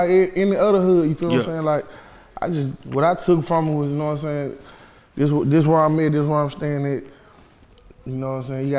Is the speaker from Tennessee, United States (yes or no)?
yes; Memphis, Tennessee, United States; I'm from Memphis